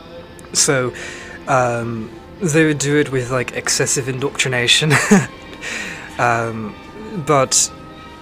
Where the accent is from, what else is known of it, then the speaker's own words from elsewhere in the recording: Texas, United States; I'm originally from a very small town in Texas.